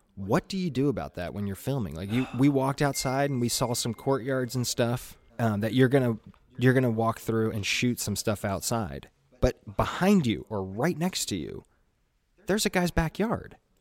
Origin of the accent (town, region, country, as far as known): Chattanooga, Tennessee, United States